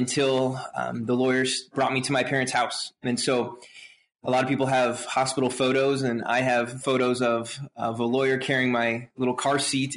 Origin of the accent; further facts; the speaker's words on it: Lincoln, Nebraska, United States; I was born in Lincoln, Nebraska, which is also the town I was raised